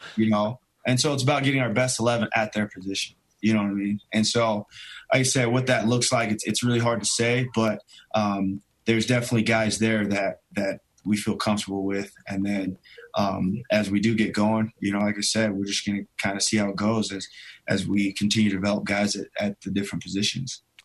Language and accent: English; Pleasant Grove, Utah, United States; I grew up primarily in Pleasant Grove, Utah